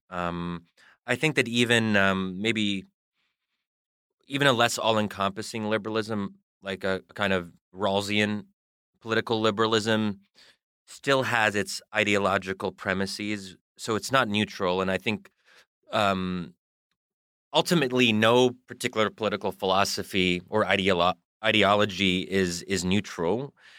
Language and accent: English; United States; I am a product of American culture and I am American.